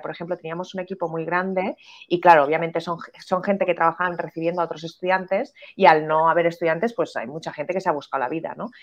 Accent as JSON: {"language": "Spanish", "country": "Spain", "said": "en España"}